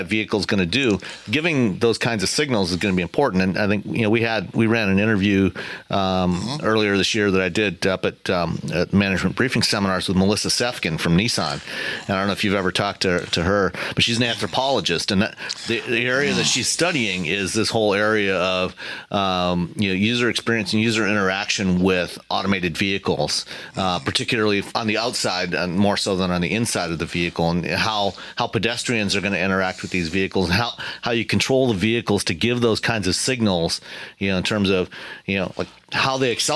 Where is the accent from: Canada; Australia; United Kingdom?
Canada; growing up in Canada